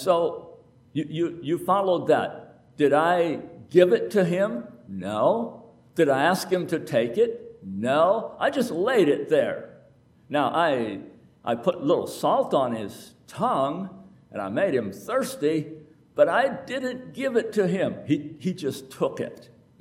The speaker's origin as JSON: {"language": "English", "country": "United States", "said": "I am America"}